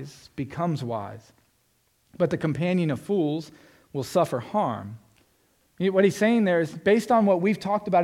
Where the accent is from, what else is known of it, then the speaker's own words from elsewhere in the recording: Florida, United States; I'm from Florida. It's flat, like Indiana